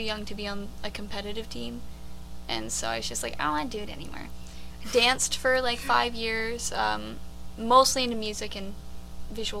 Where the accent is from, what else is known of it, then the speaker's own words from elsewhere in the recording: Brampton, Ontario, Canada; Born and raised in Brampton